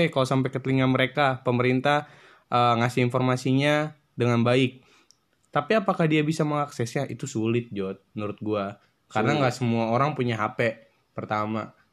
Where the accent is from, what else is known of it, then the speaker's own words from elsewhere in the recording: Depok, West Java, Indonesia; dari mana gue berasal dari Depok kota tercinta, kota begal, kota belimbing